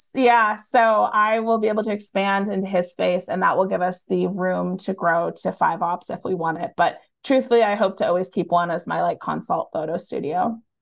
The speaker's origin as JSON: {"language": "English", "town": "Erie", "region": "Pennsylvania", "country": "United States", "tie": "born or raised there", "also_born_or_lived": "Boston", "moved": "yes", "said": "we live right on the lake"}